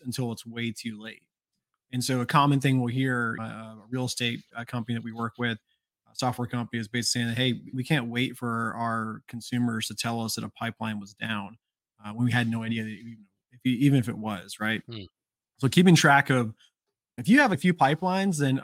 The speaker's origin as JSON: {"language": "English", "region": "Georgia", "country": "United States", "said": "I'm from Georgia"}